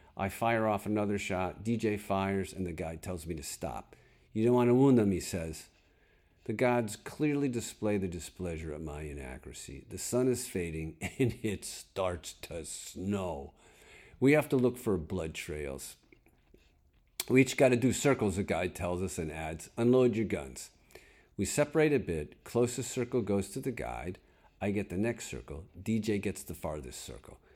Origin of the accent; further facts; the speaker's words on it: Connecticut, United States; moved away; I know snow. I'm from Connecticut